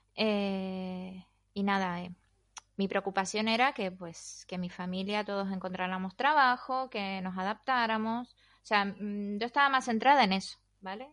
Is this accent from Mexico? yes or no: no; Argentina; moved away as an adult; now in Spain; soy argentina y llevo 19 años en España y media vida